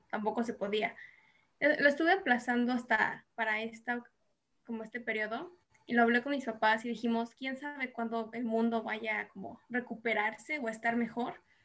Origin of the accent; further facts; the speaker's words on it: Mexico; moved away as an adult; now in South Korea; como mexicanos